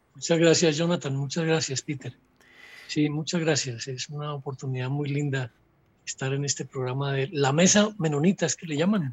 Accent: Colombia; moved away as an adult; now in Quito, Ecuador; Yo soy colombiano

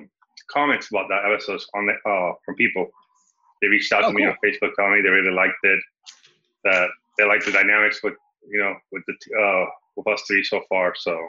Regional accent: Venezuela; now in Miami, United States; My parents are Cuban. I was born in Venezuela. But I live in Miami

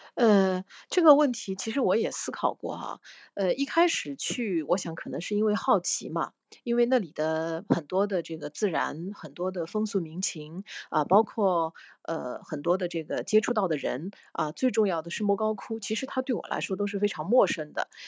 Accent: southern China, China; 我们是南方的那个，我是南方人

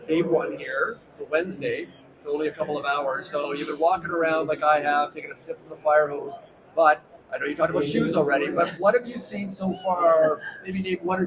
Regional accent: Vancouver, British Columbia, Canada; I'm from Canada

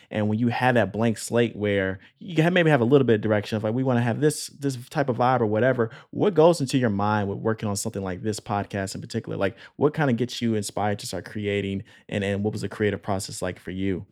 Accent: Illinois, United States; moved away; I'm coming from the Midwest originally, coming from Illinois

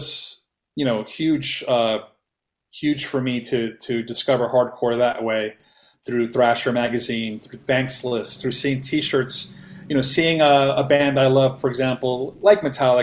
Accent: New York City, New York, United States; growing up in Queens, in New York City, I was born in 75

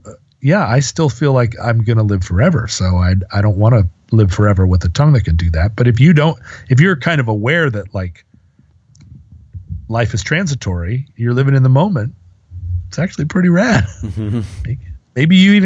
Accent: United States; the fog of monotheism that we all come out of growing up in America

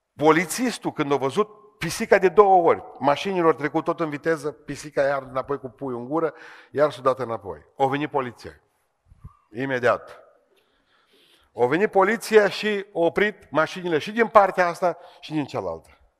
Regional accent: Beiuș, Bihor County, Romania; sunt din Beiuș

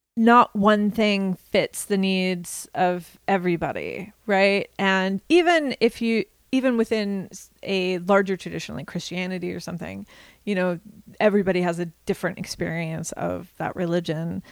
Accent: Kansas, United States; the traditions that I was surrounded by growing up in Kansas

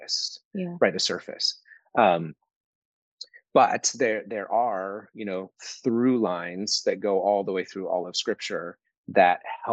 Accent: United States

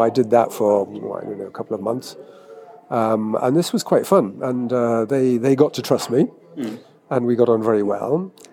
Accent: England, United Kingdom; I always lived in England

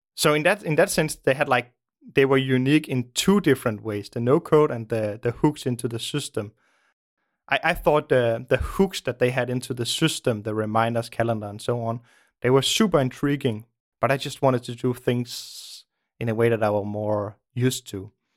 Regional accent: Denmark; also born or lived in Copenhagen; I live in Denmark, in the, in the suburbs of Denmark. I grew up in the suburbs, um, many years ago

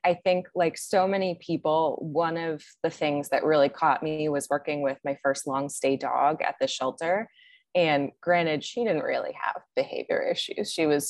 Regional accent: Maryland, United States; now in Austin, United States; Yeah, born and raised in Maryland

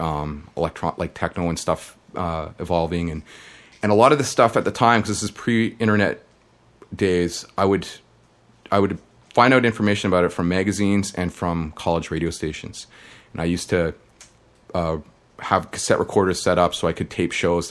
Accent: Toronto, Ontario, Canada; I grew up in suburbs of Toronto called Scarborough

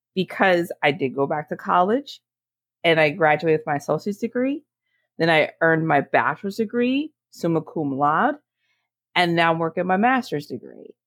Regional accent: Monmouth County, New Jersey, United States; my hometown in Monmouth County, New Jersey.

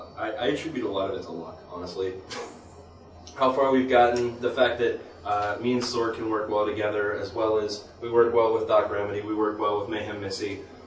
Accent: Pittsburgh, Pennsylvania, United States; We are from Pittsburgh.

